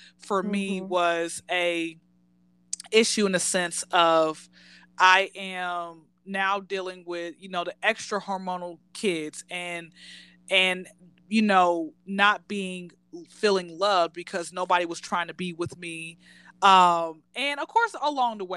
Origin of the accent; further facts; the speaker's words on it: Atlanta, Georgia, United States; born and raised in Atlanta